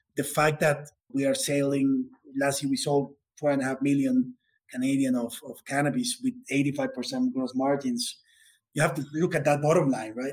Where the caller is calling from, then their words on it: Bogota, Colombia; I'm calling from Colombia. It's a beautiful weather here in Bogota